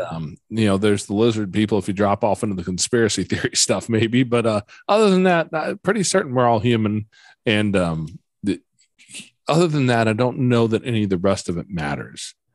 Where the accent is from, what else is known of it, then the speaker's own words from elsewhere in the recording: Midwest, United States; I grew up here in the Midwest